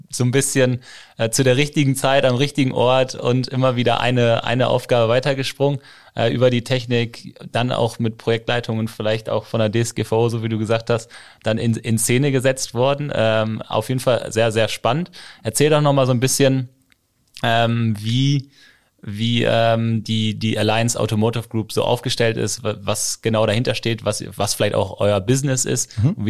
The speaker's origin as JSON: {"language": "German", "region": "North Rhine-Westphalia", "country": "Germany", "tie": "born or raised there", "said": "Also ein Kind des Münsterlandes, was schon mal gut, äh, gut ist. Genau. Da sind wir beide Marcel voraus"}